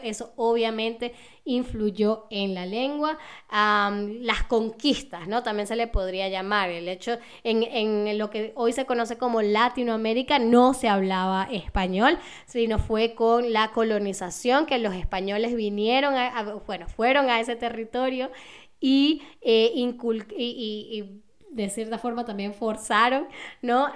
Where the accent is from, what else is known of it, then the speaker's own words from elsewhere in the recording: Caracas, Capital District, Venezuela; accent: Venezuelan, Caracas (caraqueño); moved away as an adult; now in Berlin, Germany; no solamente tengo acento venezolano, sino que también tengo un acento caraqueño, ¿no? Yo vengo de Caracas y mi acento es como el de la gente de Caracas